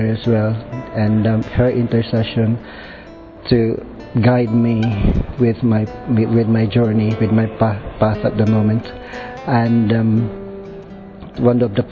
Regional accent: Philippines; moved away; I came from the Philippines

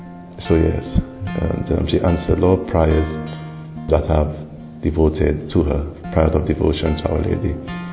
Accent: St. Lucia; I come from St. Lucia, the island of St. Lucia.

